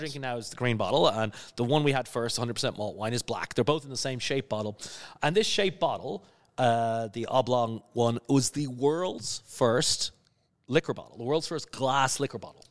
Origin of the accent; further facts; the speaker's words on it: Skerries, Leinster, Ireland; moved away; also born or lived in London / New York / Cayman Islands / Netherlands; I'm from a little village near, uh, Dublin on the coast called Skerries